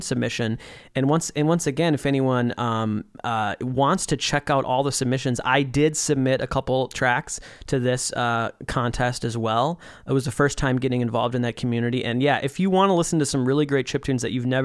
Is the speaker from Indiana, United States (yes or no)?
no; Saint Paul, Minnesota, United States; That's our hometown. That's where we grew up.